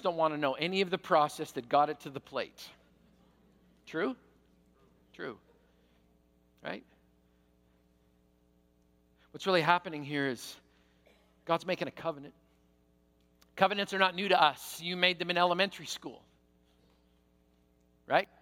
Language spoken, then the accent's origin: English; Canada; I'm Canadian.